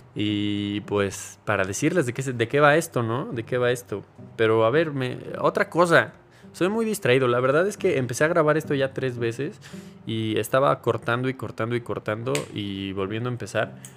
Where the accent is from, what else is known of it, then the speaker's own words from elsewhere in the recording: Mexico; soy mexicano